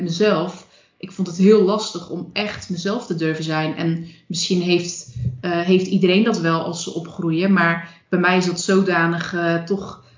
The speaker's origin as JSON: {"language": "Dutch", "region": "Zeelandic Flanders", "country": "Netherlands", "tie": "born or raised there", "also_born_or_lived": "Breda", "moved": "as an adult", "said": "ik kom uit Zeeuws-Vlaanderen. Ik heb me daar nooit echt thuis gevoeld"}